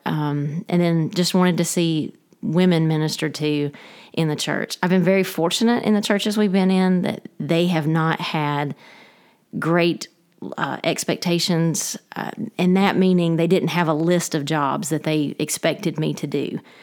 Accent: Dalton, Georgia, United States; moved away as an adult; also born or lived in Rome, Georgia / Fort Worth, Texas / Waycross, Georgia; I am originally from Dalton, Georgia. I grew up there, um, until college

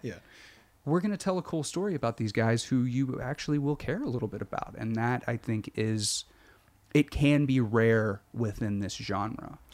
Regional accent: Arkansas, United States; I grew up in Arkansas, Bible Belty

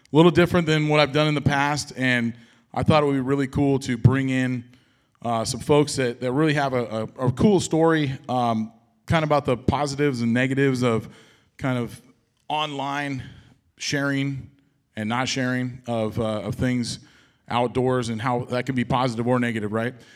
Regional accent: Washington, United States; I was born in Washington

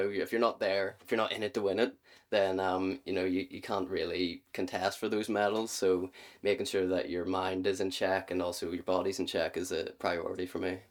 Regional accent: Northern Ireland, United Kingdom; I'm Northern Irish, I get the option to compete for either G B, Ireland, or both

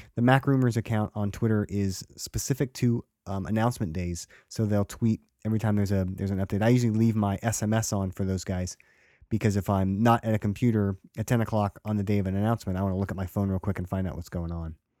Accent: Stockton, California, United States; I've lived in Stockton, um, you know, most of my life.

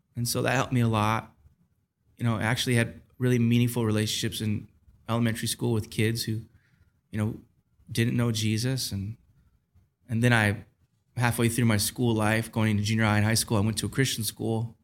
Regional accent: Taylor, Michigan, United States; I grew up in Michigan in a, a, city called Taylor, which is about ten minutes south of Detroit

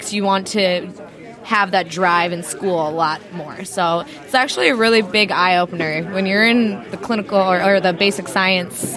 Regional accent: Chicago, Illinois, United States; moved away as an adult; now in Portland, United States; I'm originally from Chicago

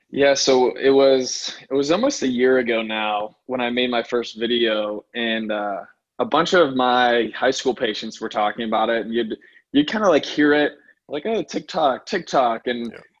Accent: Pittsburgh, Pennsylvania, United States; also born or lived in New York; I'm from Pittsburgh, PA, and and that's where I still practice now

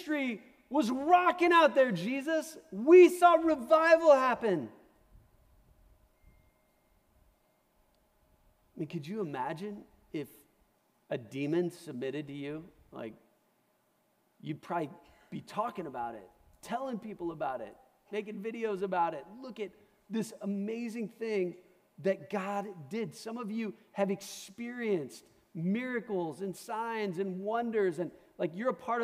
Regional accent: Omaha, Nebraska, United States; moved away; I'm from Omaha

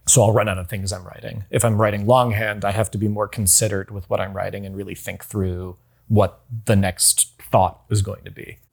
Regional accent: North Carolina, United States; I grew up in North Carolina

